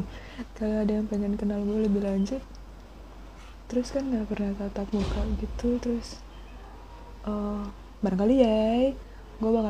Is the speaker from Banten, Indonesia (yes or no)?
yes; Tangerang, Banten, Indonesia; also born or lived in Surabaya; now in Jakarta, Indonesia; padahal gue aslinya orang Tangerang men gue uh, besar Tangerang sekolah dari TK sampai SMA di Tangerang terus gue pergi kuliah di Surabaya